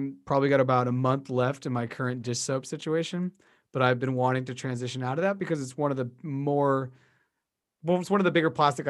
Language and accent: English; Beverly, United States; You know, I was raised in Beverly. Yeah. I love the ocean.